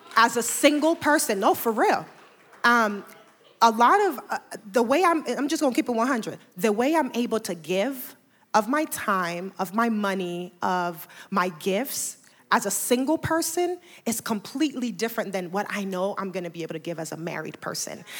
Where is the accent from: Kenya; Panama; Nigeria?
Panama; also born or lived in New York; now in Atlanta, United States; I am originally from Panama, and I, uh, moved here from New York about fifteen years ago